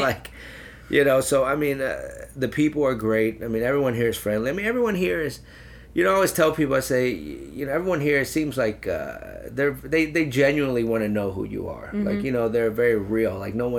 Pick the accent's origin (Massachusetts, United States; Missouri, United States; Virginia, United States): Missouri, United States; St. Louis; I love St. Louis. You know, I've been here, I grew up here, we've been here since 1980, mm-hmm. and it's my town, my home, you know, and I love St. Louis.